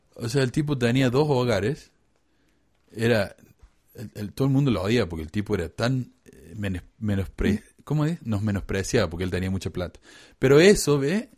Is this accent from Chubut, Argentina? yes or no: no; Córdoba, Argentina; Córdoba, Argentina, de donde soy yo.